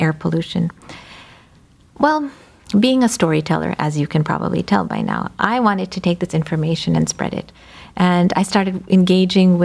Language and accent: English; United States; So I'm of Indian descent, first generation. I think the only reason I'm alive is that I was born and brought up here